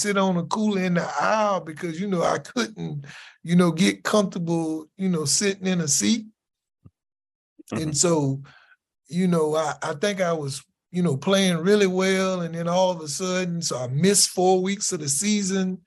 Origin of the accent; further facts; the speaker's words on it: South Carolina, United States; I'm from South Carolina.